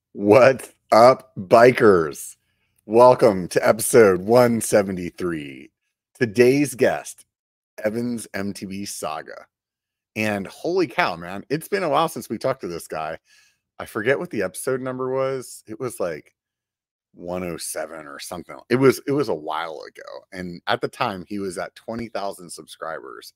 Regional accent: Pennsylvania, United States; now in Sacramento, United States; I grew up in Pennsylvania

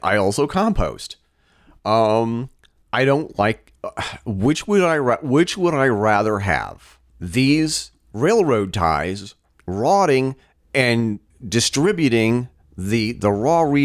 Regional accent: Vermont, United States; my home state of Vermont

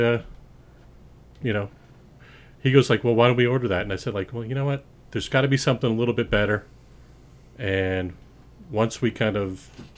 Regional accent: Spokane, Washington, United States; moved away as an adult; now in Long Island, United States; I grew up out in the Pacific Northwest, Spokane, Washington

